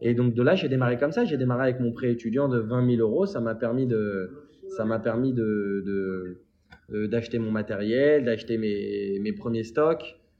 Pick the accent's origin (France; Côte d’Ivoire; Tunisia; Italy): France; Paris, Île-de-France; also born or lived in London; j'ai grandi dans une, à, à Collet à Paris, entre Vincennes et Saint-Mandé